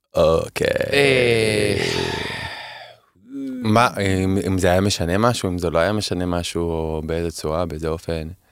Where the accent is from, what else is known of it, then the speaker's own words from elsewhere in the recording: Holon, Tel Aviv District, Israel; also born or lived in Kerem HaTeimanim, Tel Aviv; now in Tel Aviv, Israel; אני גדלתי בחולון